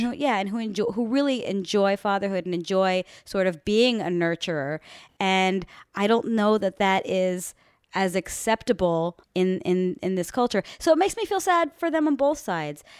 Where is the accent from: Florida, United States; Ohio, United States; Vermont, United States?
Florida, United States; Miami; moved away; the girls that I grew up with back in Winston Park in Miami, Florida